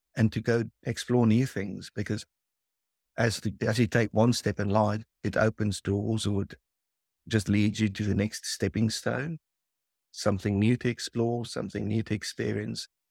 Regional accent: South Africa; the area where we grew up in South Africa

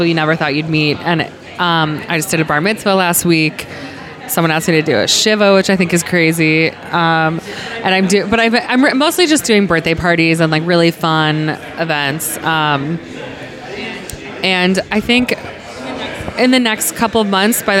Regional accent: Cleveland, Ohio, United States; moved away as an adult; now in Los Angeles, United States; I'm from Ohio

